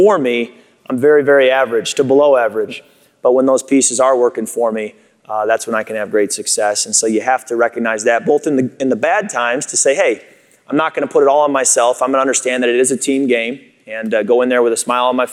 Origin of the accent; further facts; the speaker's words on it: Chicago, Illinois, United States; moved away; also born or lived in Michigan; I grew up in Chicago originally before moving to Michigan, so I was a Bear fan growing up.